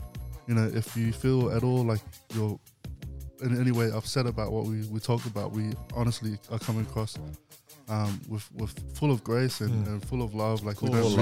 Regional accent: Brisbane, Queensland, Australia; I was growing up in Brisbane

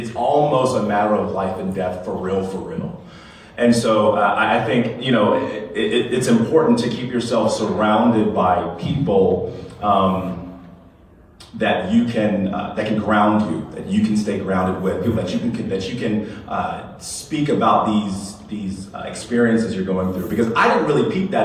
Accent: Lexington, South Carolina, United States; I grew up in Lexington, South Carolina

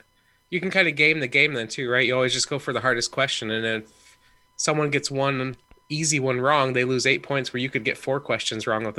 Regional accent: Michigan, United States; They know I'm from Michigan

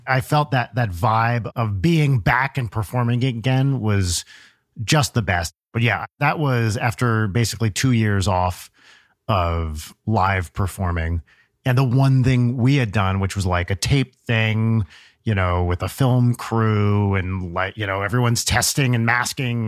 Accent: New Jersey, United States; moved away; also born or lived in Los Angeles, United States; I always said uh, remote or remote control growing up in Jersey

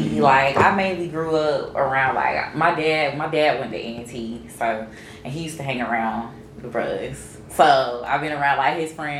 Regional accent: Greensboro, North Carolina, United States; I'm from Greensboro

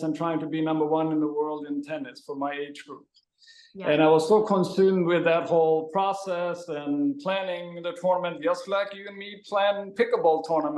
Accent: Sweden; now in Huntington Beach, United States; I am from Sweden and grew up there

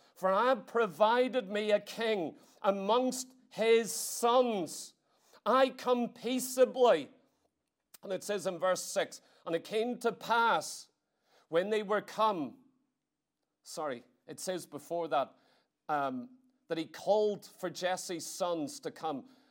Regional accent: Ireland; I come all the way from Ireland

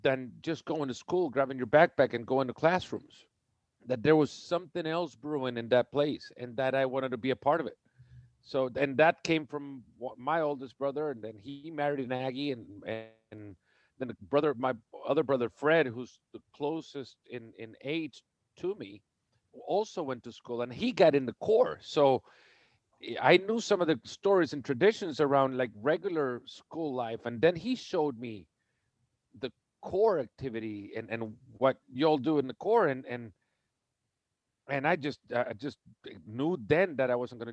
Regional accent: El Salvador; moved away as an adult; also born or lived in Texas; So I was born in El Salvador, and I grew up in El Salvador, went to high school in El Salvador

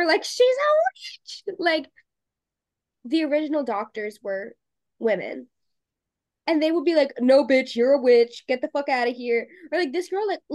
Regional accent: Salem, Massachusetts, United States; I grew up around Salem

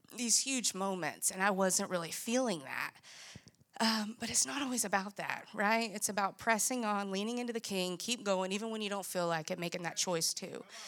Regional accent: Greenville, South Carolina, United States; I grew up in Greenville, and what you would say was a good home.

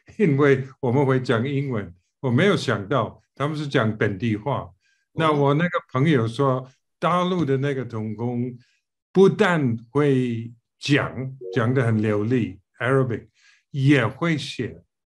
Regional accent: United Kingdom; Chinese is a second language; moved away as an adult; also born or lived in Taiwan / mainland China / Singapore; 虽然我是英国人

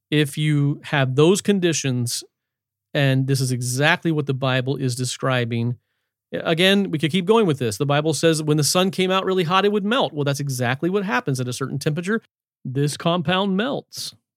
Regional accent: Shenandoah Valley, Virginia, United States; I grew up in the Shenandoah Valley of Virginia in the hills

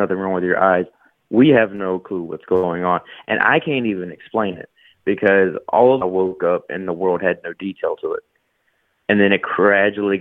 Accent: near Greenville, Upstate South Carolina, United States; I grew up, I'm from South Carolina.

